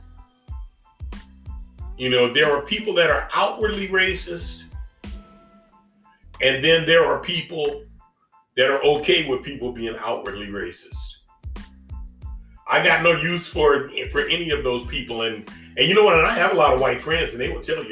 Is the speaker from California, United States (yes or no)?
yes; Inglewood, California, United States; I'm from Inglewood